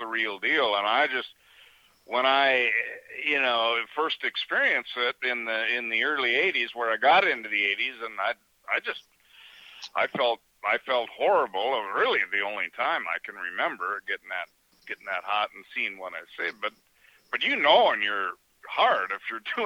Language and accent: English; Hayward, Wisconsin, United States; also born or lived in Chicago, Illinois; I was born in Chicago, and my parents did the greatest thing ever and got me the hell out of there when I was 6 months old, and they bought a resort in Hayward, Wisconsin